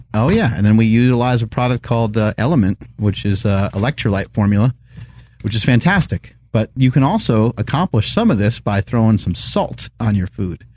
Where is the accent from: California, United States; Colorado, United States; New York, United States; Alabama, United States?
New York, United States; growing up in New York